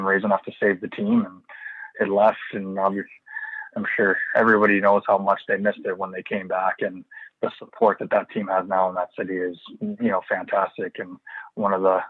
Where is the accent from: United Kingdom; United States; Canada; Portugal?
Canada; Winnipeg, Manitoba; now in Edmonton, Canada; growing up in Winnipeg